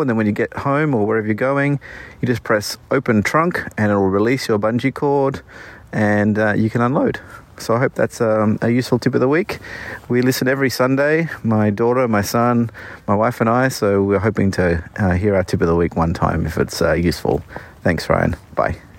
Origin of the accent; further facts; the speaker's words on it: Australia; moved away as an adult; now in Bay Area, United States; we're from Australia, and, uh, we moved here two years ago